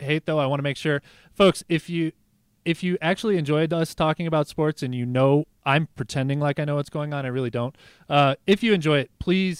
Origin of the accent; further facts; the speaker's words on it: New Mexico, United States; moved away; I grew up in New Mexico.